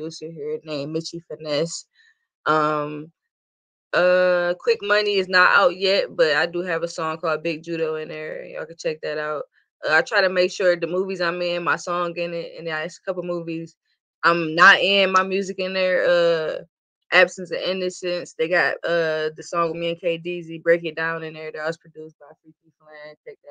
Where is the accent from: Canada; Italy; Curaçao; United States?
United States; Detroit, Michigan; I'm not an East Side girl. I'm from the West Side.